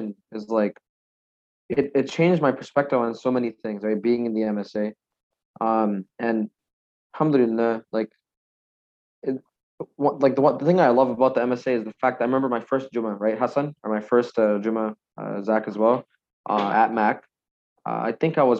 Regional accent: Bangladesh; now in Canada; I'm from Bangladesh

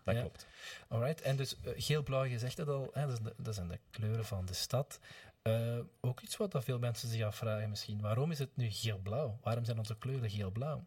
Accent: Gingelom, Flanders, Belgium; in het kleine gehucht Montenaken, waar ik vandaan kom, dat is een deel van Gingelom

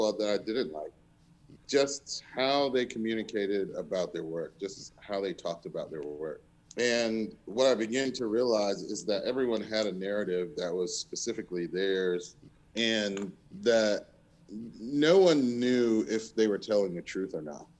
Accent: the South, United States; I was from the South

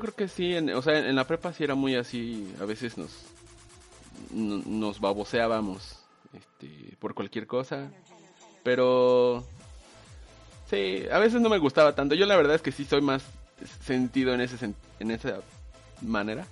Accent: Mexico; nos hace ser mexicanos

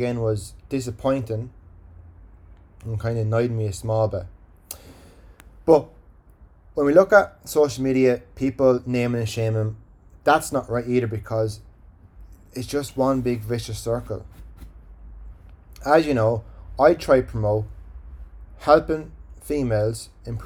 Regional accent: Ireland; accent: Irish; my Irish accent

